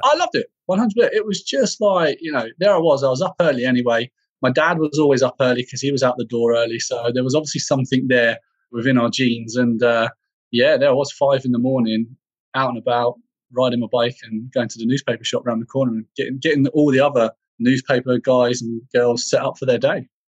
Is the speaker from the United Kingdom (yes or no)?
yes; Bedfordshire, East of England, United Kingdom; for me, um, home was in Bedfordshire in the UK